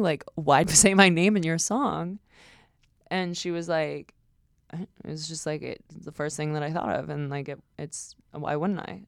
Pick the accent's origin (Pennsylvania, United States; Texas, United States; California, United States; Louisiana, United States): California, United States; Westlake; my hometown